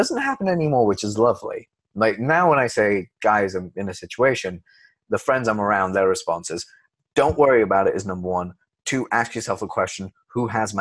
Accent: Leicester, East Midlands, United Kingdom; moved away as an adult; also born or lived in London; where I grew up in Leicester

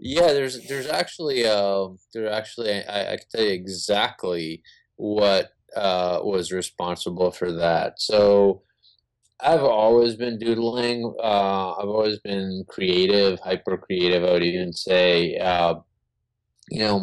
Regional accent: Israel; We're Jewish. We're from Israel

